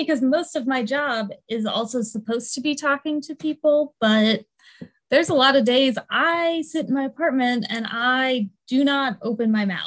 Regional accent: East Coast, United States; I'm from the East Coast

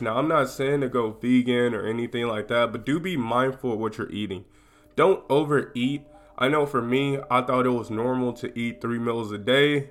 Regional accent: United States; I'm from America

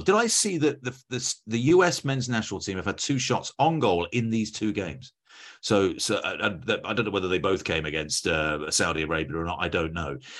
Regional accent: England, United Kingdom; I'm English. I'm as English as they come.

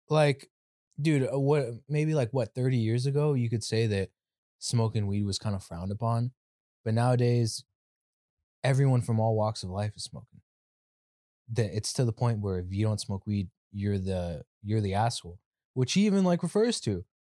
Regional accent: California, United States; I'm from Cali

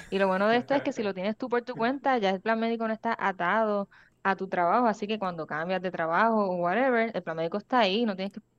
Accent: Washington, District of Columbia, United States; now in Puerto Rico; yo me sorprendí cuando estuve buscando plan médico porque yo pues, vengo de DC y yo estoy pensando que wow, estos son un montón de chavos porque mi primer trabajo en Puerto Rico eh, me ofrecían plan médico americano

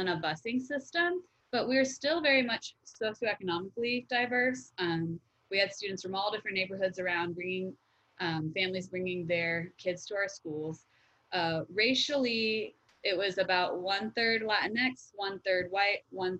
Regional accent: Wellington, Florida, United States; I grew up in Wellington, Florida, which is, you know, a upper middle class area. And I went to public school, K through 12th grade.

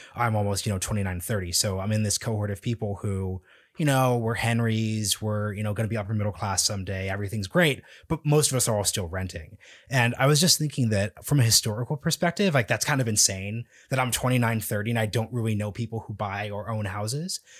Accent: Portland, Oregon, United States; now in Washington, D.C., United States; I'm from Portland, Oregon. I went back last December

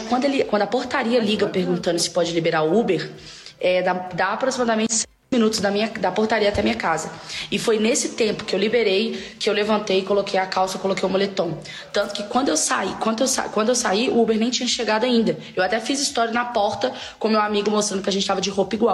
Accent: Belo Horizonte, Minas Gerais, Brazil; moved away as an adult; now in São Paulo, Brazil; para quem não sabe, eu sou de Belo Horizonte, aqui eu tenho meu carro, tenho minha estrutura. Me mudei para São Paulo tem um mês e poucos dias

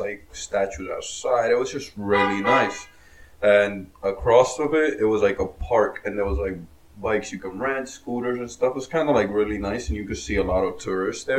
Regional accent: New Jersey, United States; we're from Jersey

